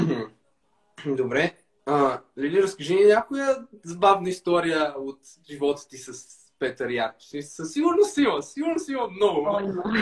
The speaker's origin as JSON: {"language": "Bulgarian", "country": "Bulgaria", "said": "аз така като класически българин с менталитета"}